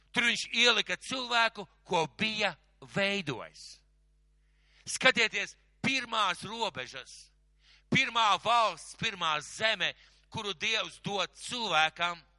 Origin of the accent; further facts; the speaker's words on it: Latvia; es vienkārši piedzimu Latvijā.